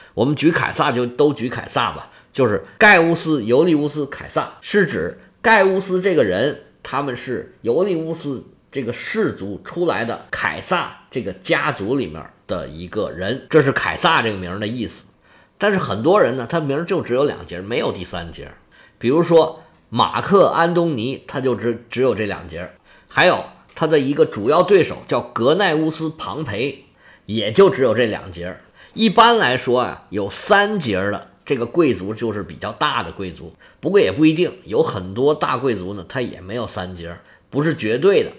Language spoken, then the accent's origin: Chinese; China; 我们中国人